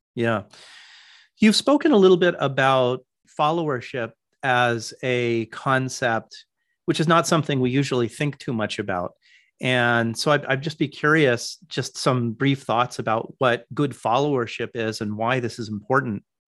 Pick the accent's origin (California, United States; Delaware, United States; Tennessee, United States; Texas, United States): California, United States; Palo Alto; I grew up in Palo Alto